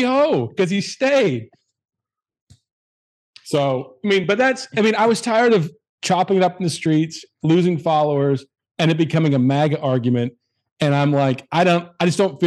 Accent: Canada; moved away as an adult; also born or lived in United States; I'm Canadian, but I've been in business in America for 20 years

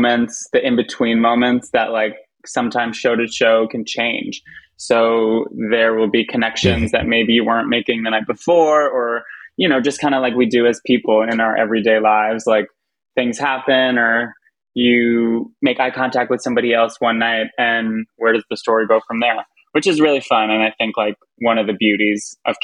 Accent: Long Island, New York, United States; I'm from Long Island

